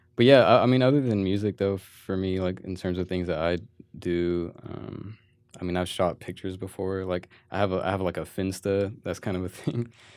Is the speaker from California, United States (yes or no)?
yes; Manteca, California, United States; I was born in Manteca